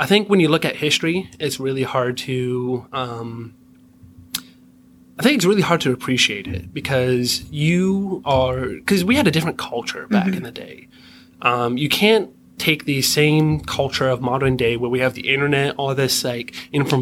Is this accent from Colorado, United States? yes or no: no; Pennsylvania, United States; I'm from a very stereotypical, small town in Pennsylvania